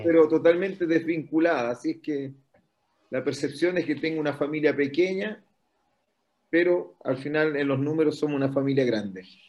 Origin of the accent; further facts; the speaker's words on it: Antofagasta, Chile; also born or lived in Brazil; yo soy nacido en Antofagasta, el año 67